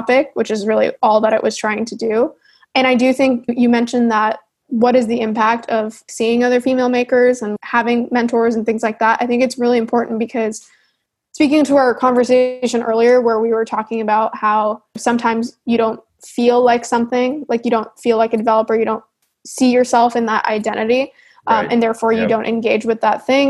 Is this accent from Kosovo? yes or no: no; Canada; I'm Canadian